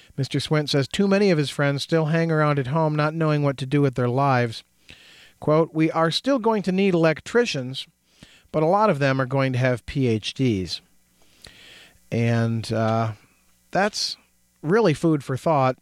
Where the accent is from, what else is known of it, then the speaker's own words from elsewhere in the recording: United States; growing up in America